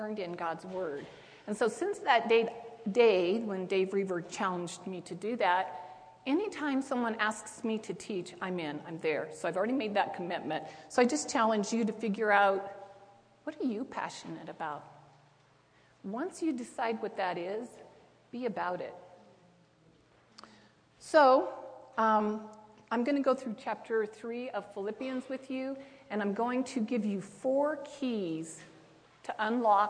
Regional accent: Twin Falls, Idaho, United States; I'm from Twin Falls

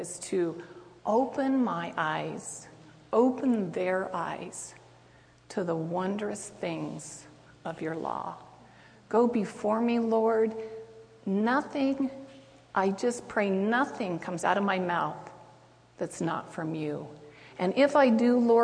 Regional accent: Twin Falls, Idaho, United States; I'm from Twin Falls

